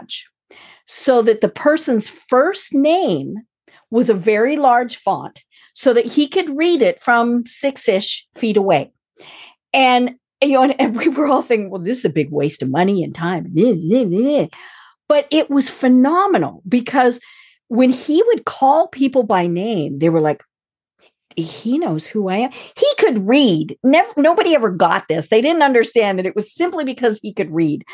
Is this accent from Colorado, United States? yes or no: yes; Colorado, United States; moved away; I am from Colorado